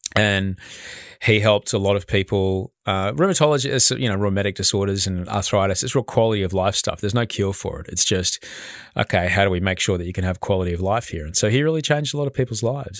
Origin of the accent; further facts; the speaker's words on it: Brisbane, Queensland, Australia; I, I grew up in Brisbane